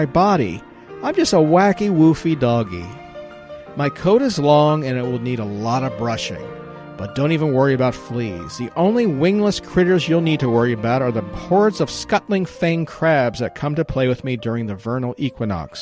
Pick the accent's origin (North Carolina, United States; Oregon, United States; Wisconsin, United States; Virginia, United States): Virginia, United States; Virginia, my home state